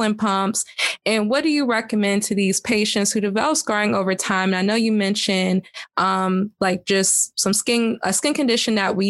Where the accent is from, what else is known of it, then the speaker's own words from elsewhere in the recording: Georgia, United States; I'm from Georgia